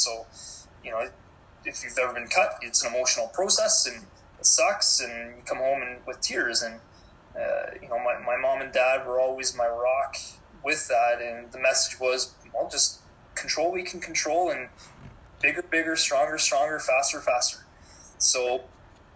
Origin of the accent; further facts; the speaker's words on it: Cambridge, Ontario, Canada; I grew up in Cambridge, born, raised, still lived here